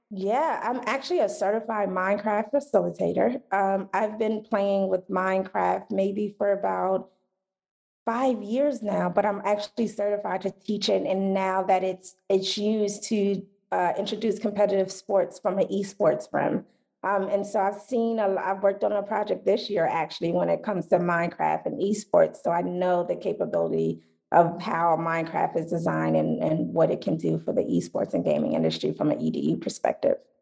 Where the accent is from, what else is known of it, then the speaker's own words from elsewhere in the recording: Philadelphia, Pennsylvania, United States; I'm from Philadelphia